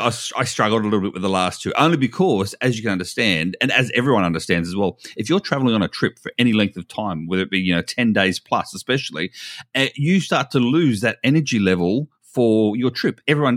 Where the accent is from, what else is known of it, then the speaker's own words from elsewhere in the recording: Iowa, United States; born there; You've written there that I was born in Iowa.